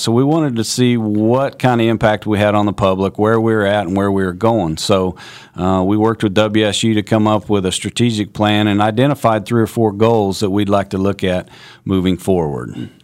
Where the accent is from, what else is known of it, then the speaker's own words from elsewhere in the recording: Kansas, United States; also born or lived in North Carolina; I grew up in Kansas